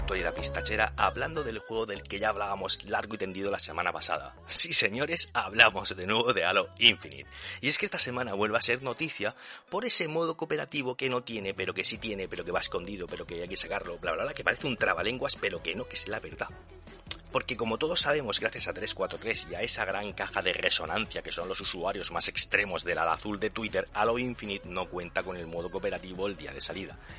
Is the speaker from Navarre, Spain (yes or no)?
no; Region of Murcia, Spain; mi pueblo está perdido en un rincón de Murcia